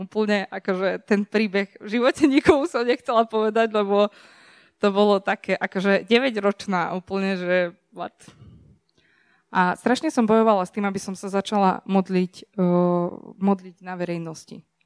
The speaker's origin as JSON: {"language": "Slovak", "country": "Serbia", "said": "som zo Srbska"}